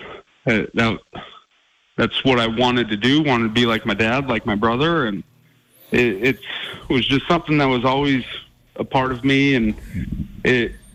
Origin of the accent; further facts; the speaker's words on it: Glendive, Montana, United States; being a kid growing up in Eastern Montana